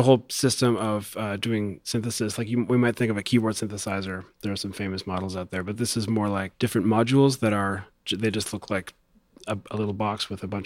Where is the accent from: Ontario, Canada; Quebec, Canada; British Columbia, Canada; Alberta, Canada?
Ontario, Canada; Toronto; I'm from Toronto, yes, not Montreal.